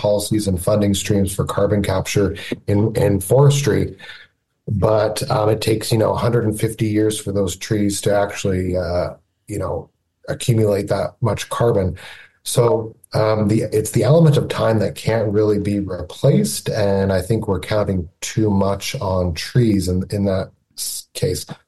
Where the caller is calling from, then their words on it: Niagara region, Ontario, Canada; I'm calling from Niagara, Niagara region in Ontario